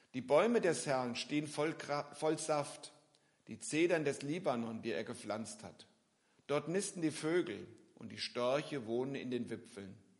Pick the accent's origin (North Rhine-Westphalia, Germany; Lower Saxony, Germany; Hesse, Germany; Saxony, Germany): Hesse, Germany; near Giessen; also born or lived in Philippines; Ich komme aus der Nähe von Gießen